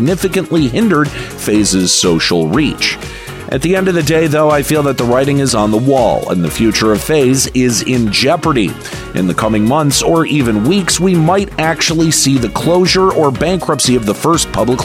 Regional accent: Michigan, United States; my home state of Michigan

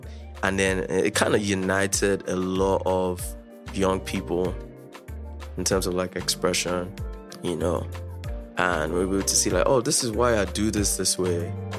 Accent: Nigeria; So just as a Nigerian

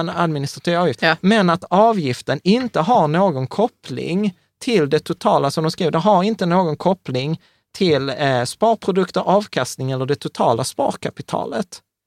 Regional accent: Malmö, Skåne, Sweden; jag är uppväxt på Rosengård i Malmö

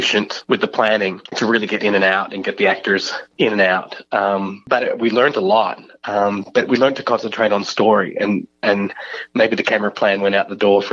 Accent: Australia; I'm Australian

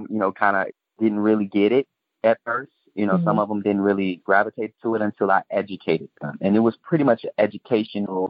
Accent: Chicago, Illinois, United States; also born or lived in Mississippi / New Orleans; growing up in Chicago, especially in inner city

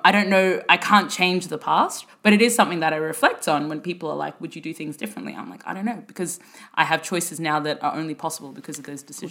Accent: Brisbane, Queensland, Australia; moved away as an adult; also born or lived in Sudan; now in London, United Kingdom; I grew up in Brisbane in the 90s

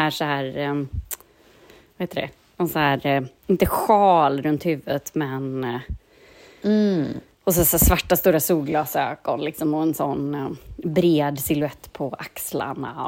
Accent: Gothenburg, Västra Götaland, Sweden; vi var popsnören hemma i Göteborg

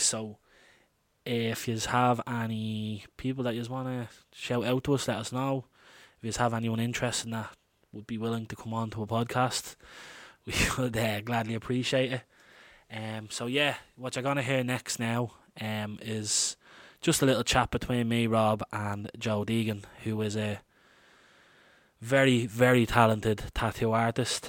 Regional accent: Dublin, Leinster, Ireland; I'm an Irish man, born and reared in Dublin

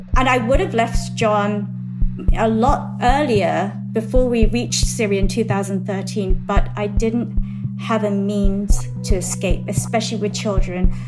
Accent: England, United Kingdom; moved away as an adult; now in Texas, United States; I grew up in England

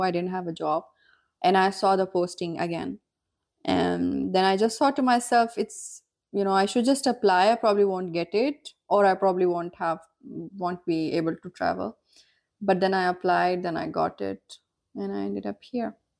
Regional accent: northern Pakistan, Pakistan; also born or lived in Vienna, Austria; from Pakistan, from north of Pakistan

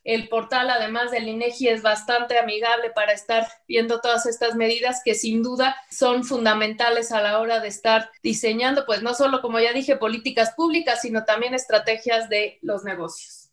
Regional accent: Mexico; cómo somos los mexicanos

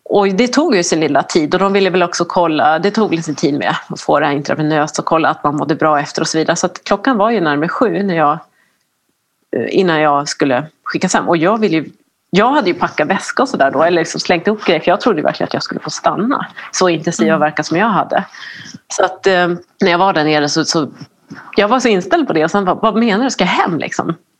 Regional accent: Norrland, Sweden; norrländsk och svensk

